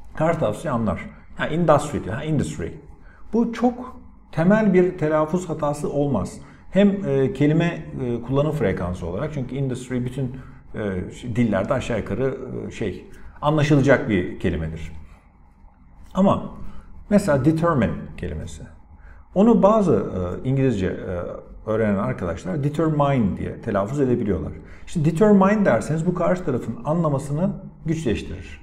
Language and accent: Turkish; Antalya, Turkey; benim mesela memleketim Antalya. İşte what kind of place is it? Gerçi Antalyalı olarak biraz şanslıyım